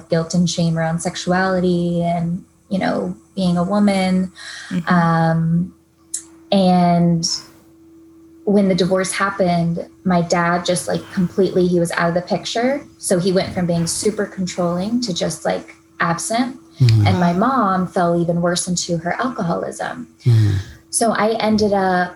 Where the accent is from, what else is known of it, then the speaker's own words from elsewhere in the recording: Tallahassee, Florida, United States; now in San Diego, United States; grew up in Tallahassee, Florida